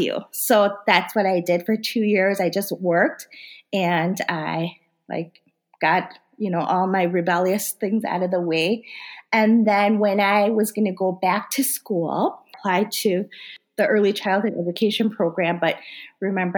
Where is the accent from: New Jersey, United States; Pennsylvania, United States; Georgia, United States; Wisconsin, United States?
Wisconsin, United States; first language Korean; English is a second language; also born or lived in South Korea; I grew up in Wisconsin